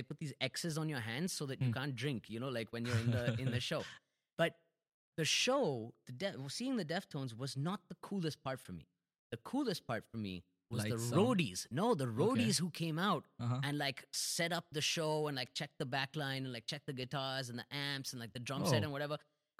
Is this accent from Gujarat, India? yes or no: no; Delhi, India; No, we were living in Delhi. I'm from Delhi.